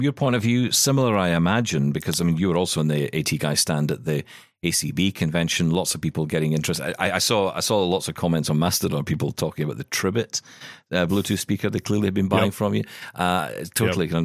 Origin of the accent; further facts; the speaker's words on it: Scotland, United Kingdom; I'm Scottish